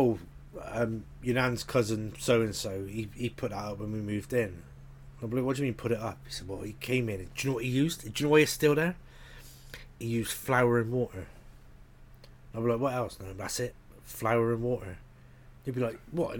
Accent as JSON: {"language": "English", "town": "Bristol", "region": "South West England", "country": "United Kingdom", "tie": "born or raised there", "said": "where I grew up in Bristol, we had a really strong National Front element around where I lived"}